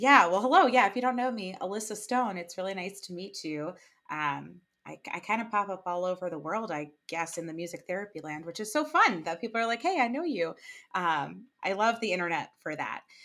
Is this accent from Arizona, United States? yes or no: no; New Jersey, United States; I'm from New Jersey